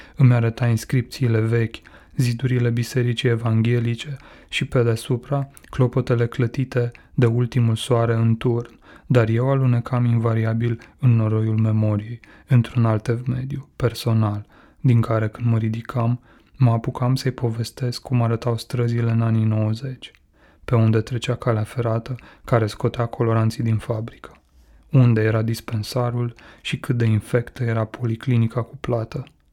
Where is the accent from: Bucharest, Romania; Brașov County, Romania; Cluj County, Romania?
Brașov County, Romania; Codlea; moved away; Era în Codlea, orașul meu natal